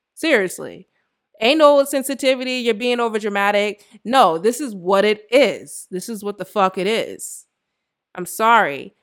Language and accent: English; United States